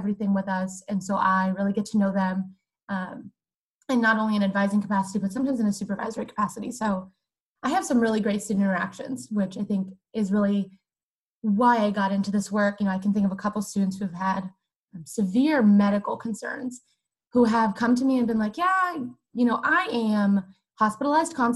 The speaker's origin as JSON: {"language": "English", "town": "Weeki Wachee", "region": "Florida", "country": "United States", "said": "I am from the City of Live Mermaids, Wikiwachi, Florida"}